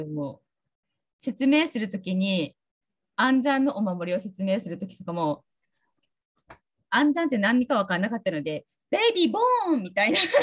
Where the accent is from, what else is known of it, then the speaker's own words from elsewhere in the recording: Tsugaru, Aomori, Japan; accent: Tsugaru dialect; 私の津軽弁の英語だと